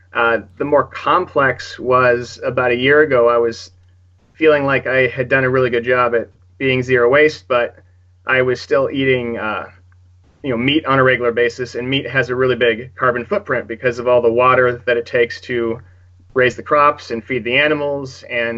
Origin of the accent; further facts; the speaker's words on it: California, United States; Northern California near San Francisco. We're very, very liberal, very progressive, very environmentally friendly.